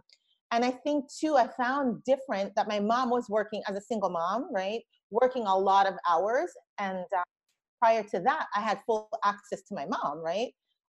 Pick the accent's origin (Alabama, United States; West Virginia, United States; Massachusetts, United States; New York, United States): New York, United States; Brooklyn; also born or lived in Jamaica; I grew up in Brooklyn through teenage years. Went to school in Brooklyn. So I felt like I left the Caribbean, but going to Brooklyn in Crown Heights, Flatbush.